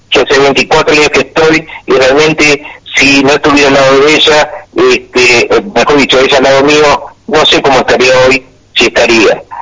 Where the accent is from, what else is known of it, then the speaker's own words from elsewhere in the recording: Argentina; el honor que tengo de ser argentino.